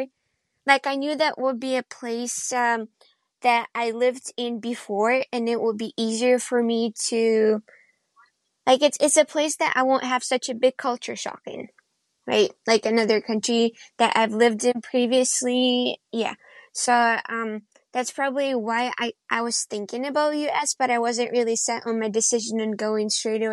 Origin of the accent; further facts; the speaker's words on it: Kyiv, Ukraine; moved away as an adult; now in Sioux Falls, United States; I'm from Ukraine. I was born in Kyiv, the capital, but currently live in the United States in South Dakota.